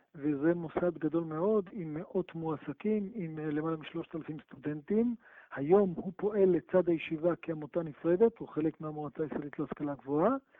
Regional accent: Ashdod, Southern District, Israel; גדלתי באשדוד

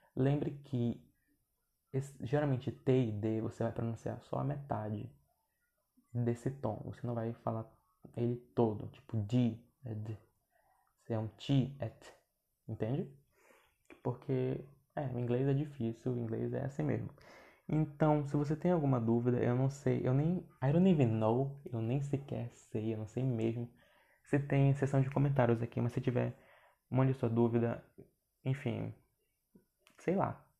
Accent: Brazil; accent: Brazilian accent in English; eu tenho sotaque brasileiro no inglês

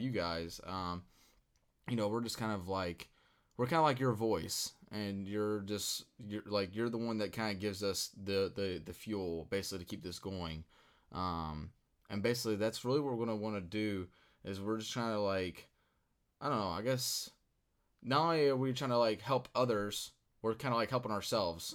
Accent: Louisville, Kentucky, United States; I'm from Louisville, Kentucky. Uh, was born and raised here

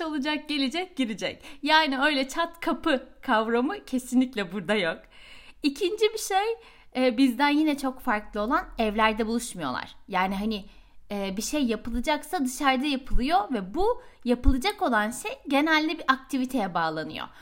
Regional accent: Turkey; moved away as an adult; now in Sweden

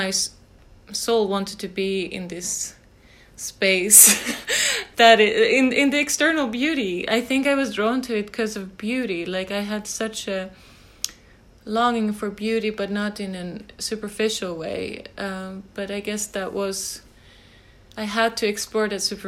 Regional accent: Järna, Stockholm County, Sweden; I grew up in Sweden, outside Stockholm, in a countryside town called Järna.

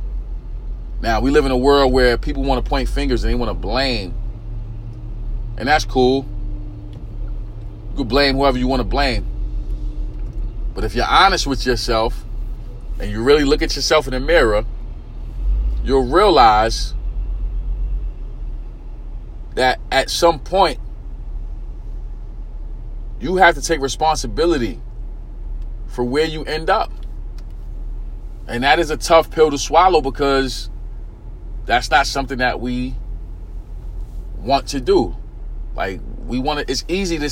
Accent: New York City, New York, United States; I grew up in East New York, Brooklyn, inner city community.

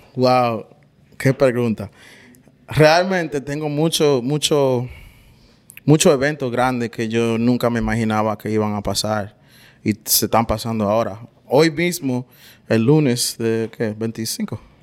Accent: New York, United States; now in Naples, United States; yo soy de Nueva York, nací en, el Bronx, pero mis padres son dominicanos.

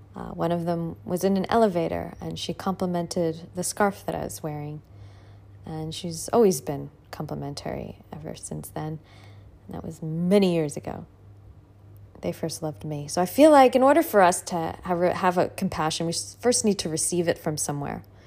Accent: United States; now in Australia; I'm an American

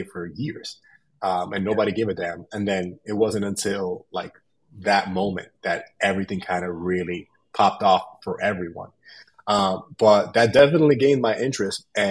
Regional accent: New York City, New York, United States; I'm from New York City.

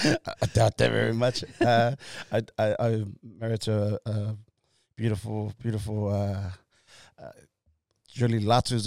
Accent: Auckland, New Zealand; So I left awesome school, Mangere College. I grew up in South

